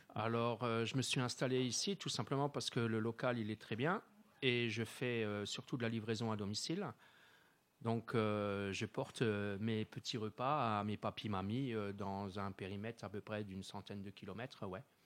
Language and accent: French; Wittenheim, Grand Est, France; je suis natif, euh, euh, de Wittenheim, hein, j'y suis là depuis l'année, euh, depuis les années soixante, soixante-douze, hein, j'ai emménagé à, à Wittenheim